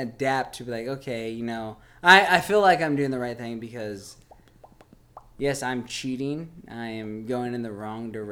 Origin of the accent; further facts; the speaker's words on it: South East England, United Kingdom; I'm from Kent. All right. I am from a small town, suburban town in Kent. I grew up in a cul de sac.